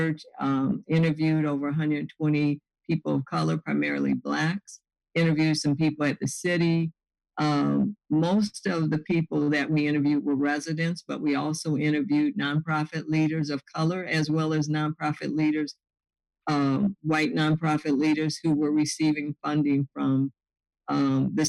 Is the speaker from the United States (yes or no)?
yes; the South, United States; born or raised there; moved away as an adult